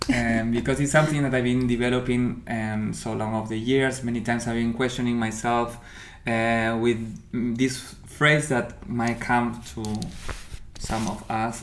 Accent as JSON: {"language": "English", "country": "Argentina", "also_born_or_lived": "Paraguay", "first_language": "Spanish", "second_language": "English", "moved": "as an adult", "lives_now": "Berlin, Germany", "said": "I'm coming from Argentina. I'm living in Berlin since 7 years."}